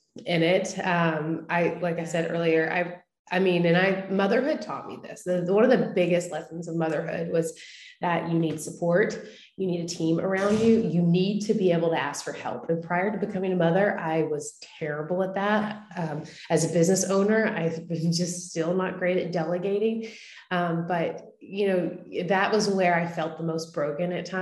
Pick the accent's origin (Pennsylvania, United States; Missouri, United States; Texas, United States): Texas, United States; East; moved away as an adult; now in Nashville, United States; my story starts in Texas. I'm from East Texas. I now live in Nashville. I've lived here for the last 12 years.